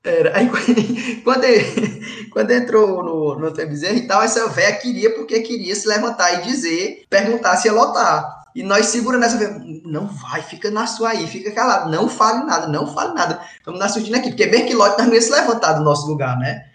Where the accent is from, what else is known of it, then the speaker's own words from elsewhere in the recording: Ceará, Brazil; moved away; also born or lived in Fortaleza; sou do interior